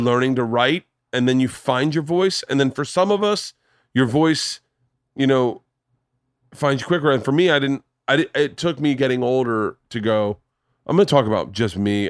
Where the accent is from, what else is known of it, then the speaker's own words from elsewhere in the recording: New Smyrna Beach, Florida, United States; moved away; I grew up in Florida. I grew up, we grew up surfing in New Smyrna